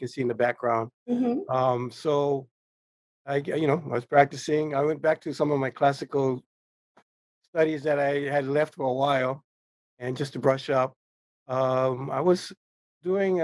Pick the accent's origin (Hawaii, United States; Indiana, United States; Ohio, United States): Hawaii, United States; Honolulu; I graduated from Farrington High School. Mm-hmm. I'm from Kalihi, you know, in Honolulu